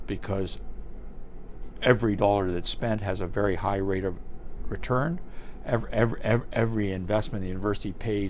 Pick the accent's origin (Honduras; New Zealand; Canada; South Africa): Canada; Toronto, Ontario; I learned to swim at Harthouse Pool as a young boy, I learned to skate at Varsity Arena when it used to be family skating at Varsity Arena